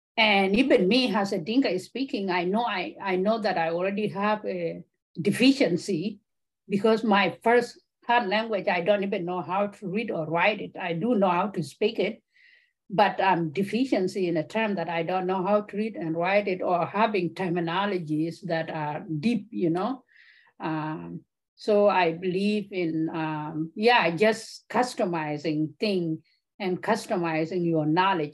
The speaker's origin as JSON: {"language": "English", "town": "Kakuma", "region": "Turkana County", "country": "Kenya", "tie": "born or raised there", "also_born_or_lived": "South Sudan", "moved": "yes", "lives_now": "Michigan, United States", "said": "Kakuma refugee camp, I grew up there"}